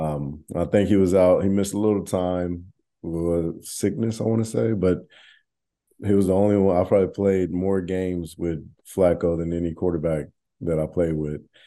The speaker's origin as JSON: {"language": "English", "town": "Arlington", "region": "Texas", "country": "United States", "tie": "born or raised there", "moved": "yes", "said": "I grew up in Arlington"}